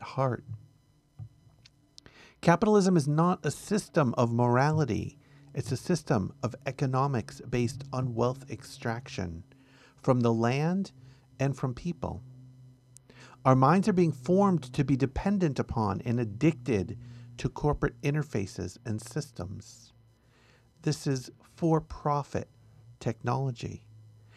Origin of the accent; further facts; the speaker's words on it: United States; our country